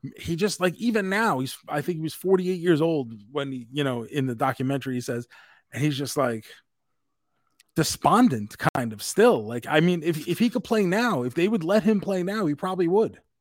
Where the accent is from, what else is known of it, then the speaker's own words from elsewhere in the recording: New York, United States; us growing up in New York